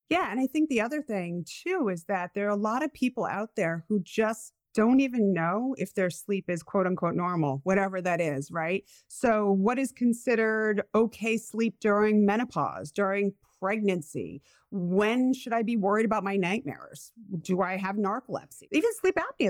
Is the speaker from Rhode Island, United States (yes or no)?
yes; Rhode Island, United States; accent: Rhode Islander / New England; my Rhode Islander accent